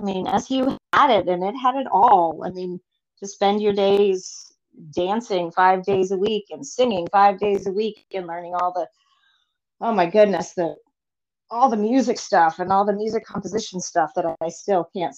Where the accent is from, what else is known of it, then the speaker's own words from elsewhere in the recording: Lowell, Massachusetts, United States; born there; I was born in Massachusetts, in Lowell, Massachusetts, but my dad worked for Kmart for 40 years.